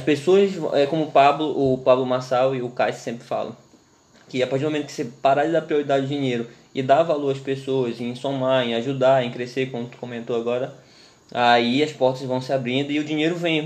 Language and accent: Portuguese; Santarém, Pará, Brazil; a gente é paraense, mas é, a gente é de Santarém